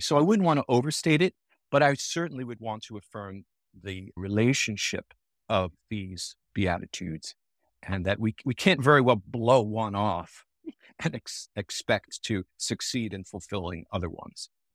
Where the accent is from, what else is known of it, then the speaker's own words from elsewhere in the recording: Long Island, New York, United States; now in Naperville, United States; I was born and raised on Long Island, New York, as a Roman Catholic